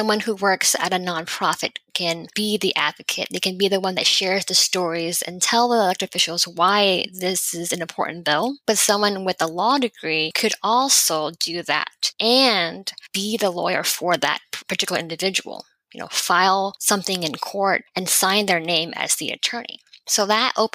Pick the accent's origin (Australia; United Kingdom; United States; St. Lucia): United States; Houston, Texas; also born or lived in California / Massachusetts; I grew up in Houston, Texas